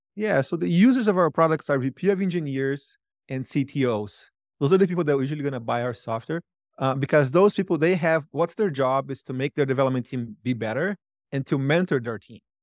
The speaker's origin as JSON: {"language": "English", "country": "Brazil", "moved": "as an adult", "lives_now": "United States", "said": "I used the money to move to the United States. I'm from Brazil"}